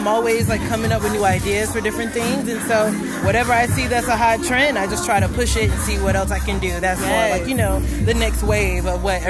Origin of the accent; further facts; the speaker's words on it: Atlanta, Georgia, United States; I'm from Atlanta